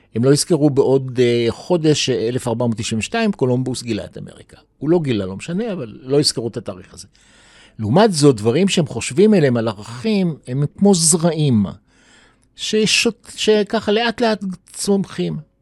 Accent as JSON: {"language": "Hebrew", "town": "Jerusalem", "region": "Jerusalem District", "country": "Israel", "tie": "born or raised there", "also_born_or_lived": "New York", "said": "נולדתי בירושלים, 47, בית חולים שערי צדק"}